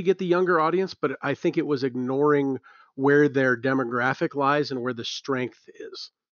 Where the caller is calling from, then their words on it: Cheyenne, Wyoming, United States; I guarantee you I'm the first caller you've ever had from Cheyenne, Wyoming.